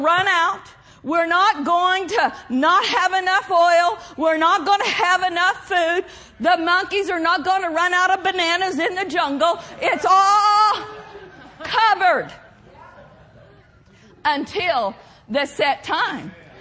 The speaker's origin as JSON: {"language": "English", "town": "Pawnee", "region": "Oklahoma", "country": "United States", "tie": "born or raised there", "moved": "yes", "said": "I'm from Pawnee, Oklahoma, and I have a lot of relatives that still live there"}